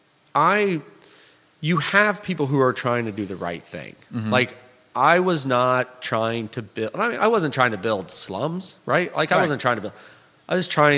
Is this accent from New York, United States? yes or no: no; Florida, United States; moved away as an adult; also born or lived in Alabama; I grew up in Florida